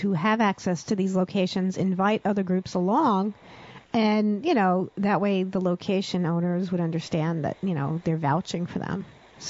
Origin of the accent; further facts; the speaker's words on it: Long Island, New York, United States; We're all from Long Island